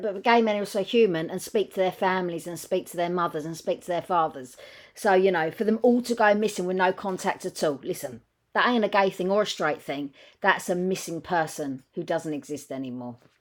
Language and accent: English; England, United Kingdom; I know we're not American, we're English